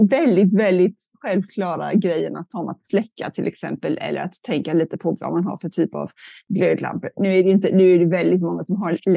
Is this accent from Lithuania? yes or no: no; California, United States; jag är uppvuxen i Kalifornien mest och där det ju, har det varit mycket torka